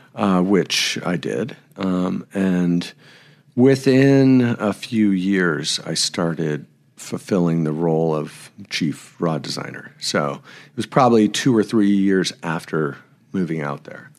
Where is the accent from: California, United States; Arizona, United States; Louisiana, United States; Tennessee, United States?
California, United States; Bay Area; now in Montrose, United States; I was born in the Bay Area of California. Um, so I grew up in the, what was the epicenter of fly fishing